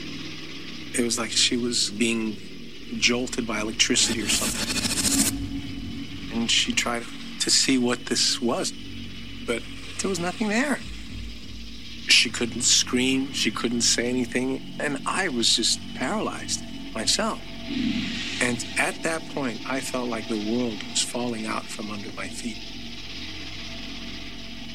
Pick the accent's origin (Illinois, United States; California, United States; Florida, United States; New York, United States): New York, United States; New York City; As a kid growing up in the Bronx with my mom